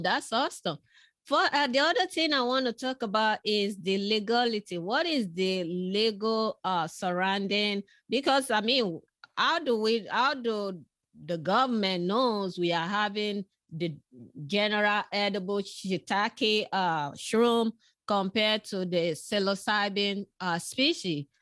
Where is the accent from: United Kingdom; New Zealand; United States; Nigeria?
Nigeria; moved away; I was born in West Africa, in Nigeria